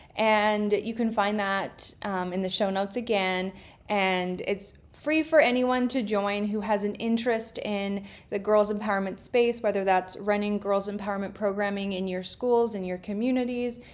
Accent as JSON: {"language": "English", "country": "Canada", "said": "I'm Canadian"}